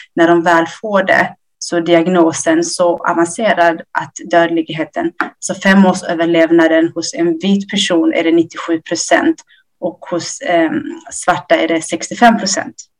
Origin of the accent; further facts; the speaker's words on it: Ethiopia; now in Sweden; jag är från Etiopien. Vi eh, kom till Sverige 1990.